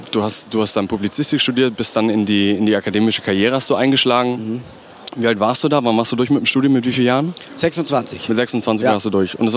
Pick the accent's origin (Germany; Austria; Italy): Italy; Trentino-Alto Adige; moved away as an adult; Ja, nein, für mich nicht. Das war ja meine Heimat.